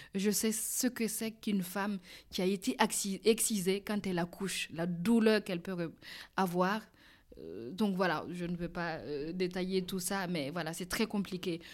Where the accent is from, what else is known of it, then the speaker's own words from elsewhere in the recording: Burkina Faso; now in France; je serais retournée chez moi au Burkina